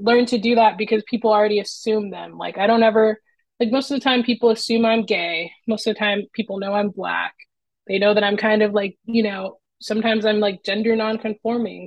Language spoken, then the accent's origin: English; Los Angeles, California, United States; now in Portland, United States; I'm from Southern California, so LA in that area